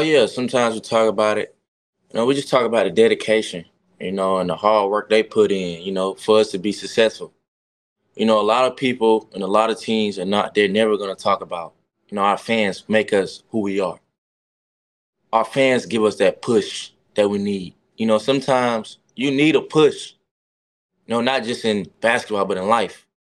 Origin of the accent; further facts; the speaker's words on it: the South, United States; I'm from the South